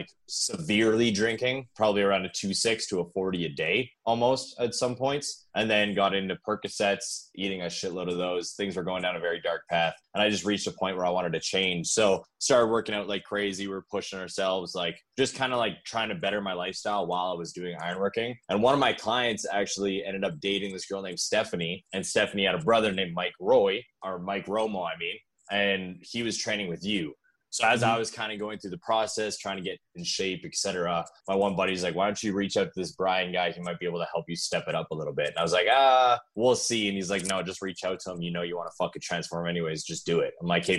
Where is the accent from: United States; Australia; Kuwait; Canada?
Canada; Thunder Bay, Ontario; moved away; So I originally, guys, I'm from Thunder Bay, Ontario. Moved here a long time ago.